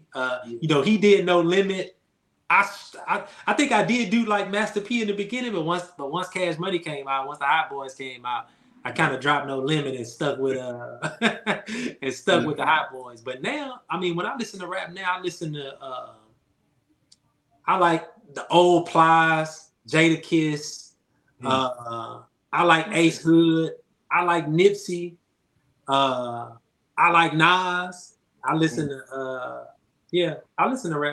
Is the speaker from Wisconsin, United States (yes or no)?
no; Houston, Texas, United States; I'm from Houston